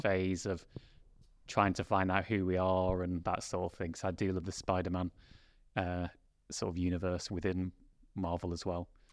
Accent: Derbyshire, East Midlands, United Kingdom; I'm born and bred in Derbyshire

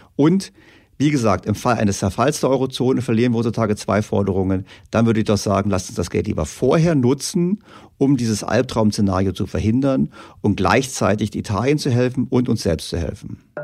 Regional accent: Germany; wir Deutschen

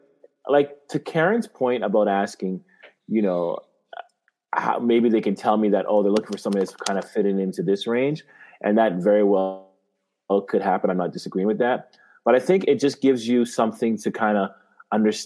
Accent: Canada; moved away as an adult; now in United States; I was this kid from Canada

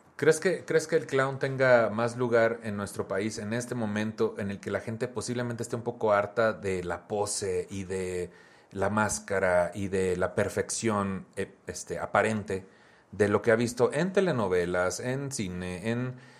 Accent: Tamaulipas, Mexico; soy de Tamaulipas

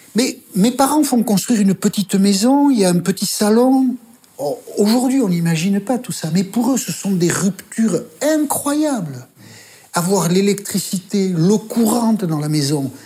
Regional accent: France; accent: Basque; moved away as an adult; also born or lived in Paris; Je viens d'arriver à Paris, je suis journaliste, elle a dû entendre mon accent basque

